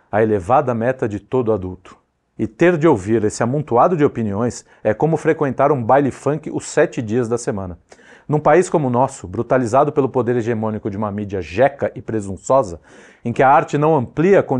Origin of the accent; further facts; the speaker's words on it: São Paulo, Brazil; Eu sou de São Paulo, então eu permito ao amigo transferir essa impressão à avenida barulhenta de sua preferência.